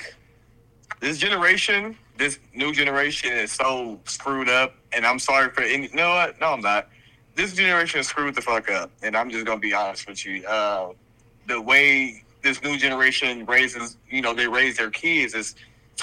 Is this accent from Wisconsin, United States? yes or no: no; Long Beach, California, United States; now in Texas, United States; I am originally from Long Beach, California